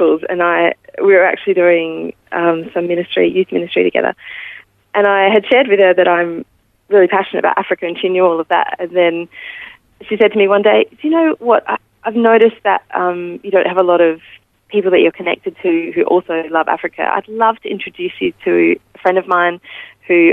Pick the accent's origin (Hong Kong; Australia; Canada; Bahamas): Australia; Adelaide, South Australia; I was born in Adelaide, in the northeast of Adelaide. I was lucky enough to grow up in a Christian home